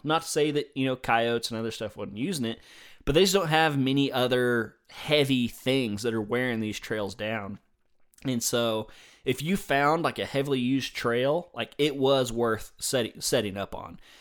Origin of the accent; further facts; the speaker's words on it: the South, United States; I'm a Southerner